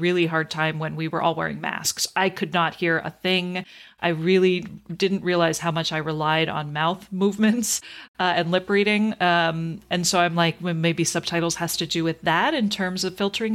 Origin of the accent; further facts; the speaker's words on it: Canada; growing up in Canada, I spent probably at least 12 years learning French